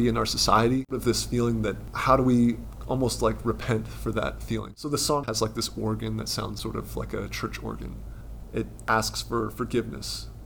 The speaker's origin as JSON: {"language": "English", "town": "Colorado Springs", "region": "Colorado", "country": "United States", "tie": "born or raised there", "said": "I grew up in Colorado Springs, my parents were hippies."}